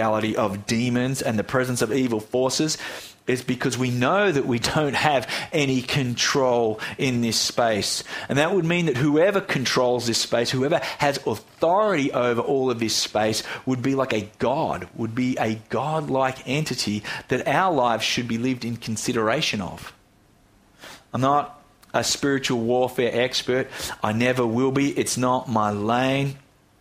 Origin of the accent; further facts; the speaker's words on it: Australia; Here in Australia